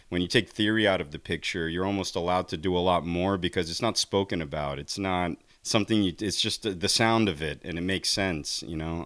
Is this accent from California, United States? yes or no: no; New Jersey, United States; growing up in New Jersey, we had access to all these great teachers